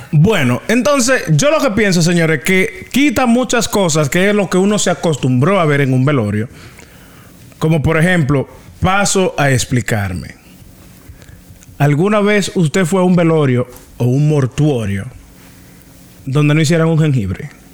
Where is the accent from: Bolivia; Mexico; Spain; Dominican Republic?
Dominican Republic; eso que quizás nos, identifique como dominicanos